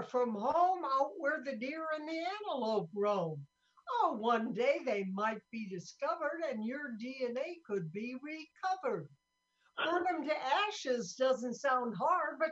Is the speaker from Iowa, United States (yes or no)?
yes; Sioux City, Iowa, United States; I'm from Sioux City, Iowa